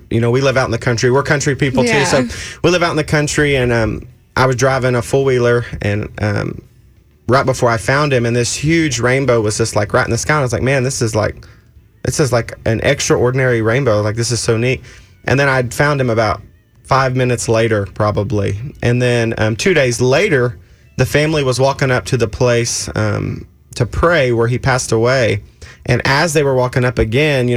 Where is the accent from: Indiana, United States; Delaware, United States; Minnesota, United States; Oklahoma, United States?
Oklahoma, United States; I'm from Oklahoma.